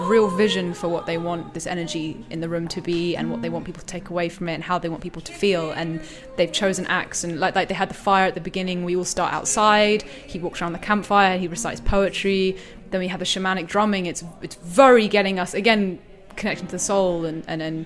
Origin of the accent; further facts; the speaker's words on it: Wiltshire, South West England, United Kingdom; now in London, United Kingdom; I'm from Wiltshire in England, but I live in London for the past few